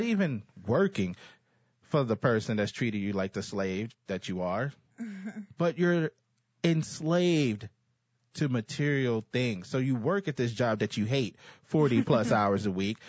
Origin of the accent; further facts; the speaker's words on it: Texas, United States; I'm a Texan. Dallas is in my backyard